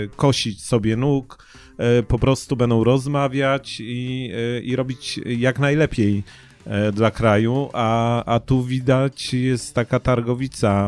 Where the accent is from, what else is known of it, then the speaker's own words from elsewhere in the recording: Poznań, Greater Poland, Poland; jestem poznaniakiem